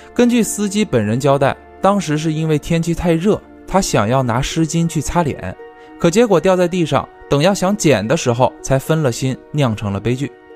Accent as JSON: {"language": "Chinese", "area": "the South", "region": "southern China", "country": "China", "tie": "born or raised there", "moved": "yes", "lives_now": "northern China", "said": "我小时候在南方啊，我记得那边都是用那种大红桶去烧的"}